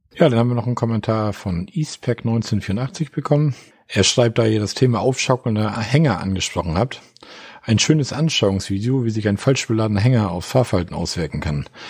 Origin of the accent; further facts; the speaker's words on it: Osterrönfeld, Schleswig-Holstein, Germany; Osterrinfeld, da warst du in meinem Heimatort